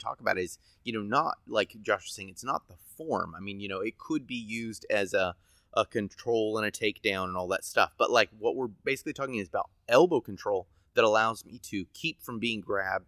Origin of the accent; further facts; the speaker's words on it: United States; I'm an American